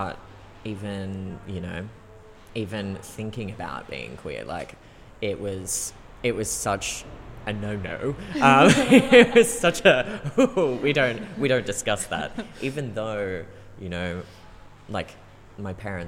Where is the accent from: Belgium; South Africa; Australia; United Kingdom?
Australia; Central Coast, New South Wales; Growing up on the Central Coast really was not the, not queer capital that we would hope it would be